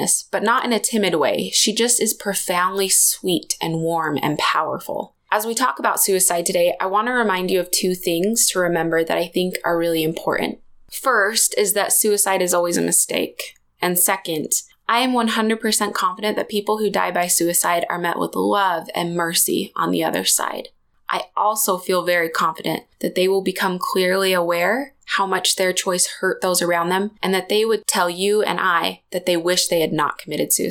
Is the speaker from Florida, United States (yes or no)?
no; Springville, Utah, United States; my hometown, Springville, Utah